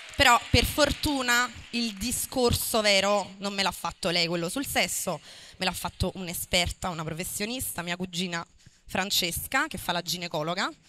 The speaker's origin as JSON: {"language": "Italian", "town": "Marigliano", "region": "Campania", "country": "Italy", "tie": "born or raised there", "said": "io sono nata e cresciuta a Marigliano perché i miei genitori sono di là"}